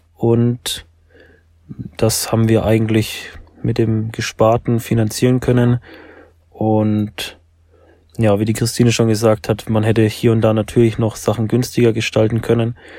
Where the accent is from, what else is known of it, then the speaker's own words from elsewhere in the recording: Nuremberg, Bavaria, Germany; Wir kommen beide aus Nürnberg